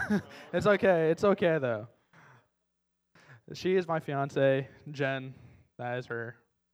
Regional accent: Arizona, United States; moved away; I am originally from Arizona, way out west.

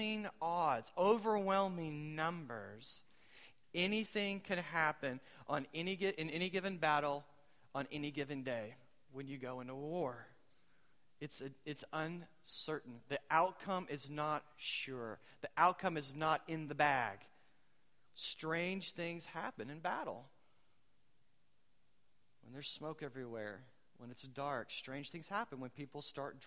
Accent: United States; I'm American

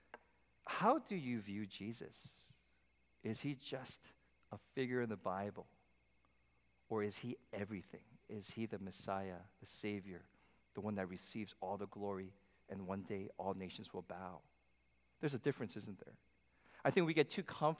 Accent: New Jersey, United States; My hometown church in New Jersey

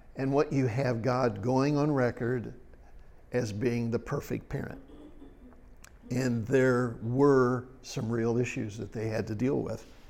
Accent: Ohio, United States; I was raised in Ohio over by Indiana

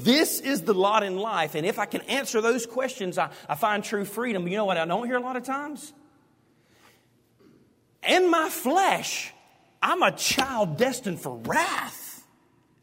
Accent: Hueytown, Alabama, United States; growing up in Hueytown, we went to Taney Hill

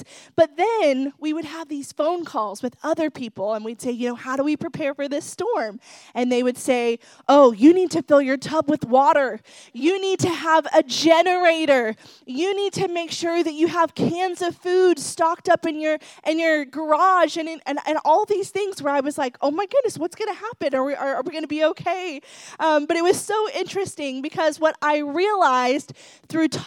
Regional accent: Ohio, United States; moved away as an adult; also born or lived in Dallas, Texas; now in Florida, United States

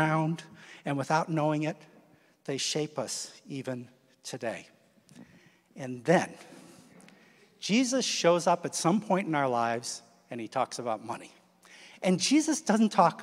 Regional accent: Midwest, United States; moved away; I grew up in the Midwest

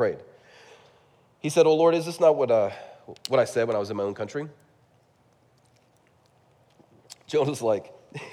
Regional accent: California, United States; I'm from California

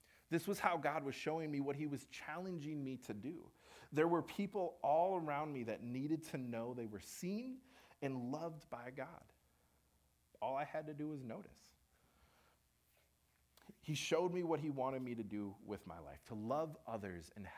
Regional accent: Minnesota, United States; we're from Minnesota

